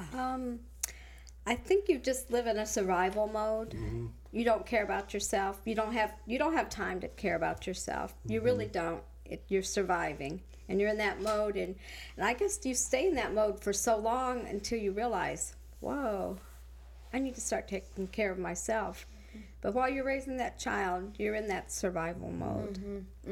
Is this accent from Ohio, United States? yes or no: yes; Ohio, United States; moved away as an adult; now in Texas, United States; I uh, came from Ohio